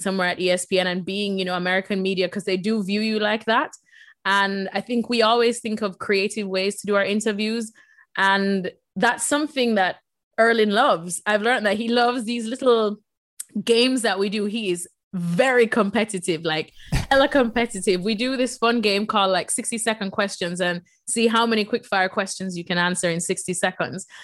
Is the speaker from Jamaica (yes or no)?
yes; Jamaica; moved away as an adult; also born or lived in El Salvador (mother's origin); now in United States; I, as a Jamaican, moved to Bristol, Connecticut.